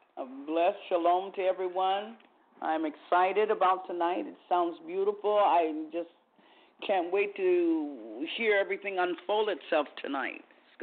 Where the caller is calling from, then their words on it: Vallejo, California, United States; I'm calling from Vallejo, California.